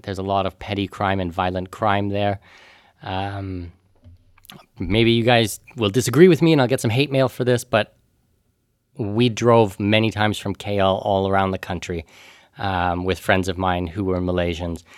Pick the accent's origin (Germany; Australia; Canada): Canada; moved away; also born or lived in Panama / Middle East; as a Canadian, I'm a non-resident of Canada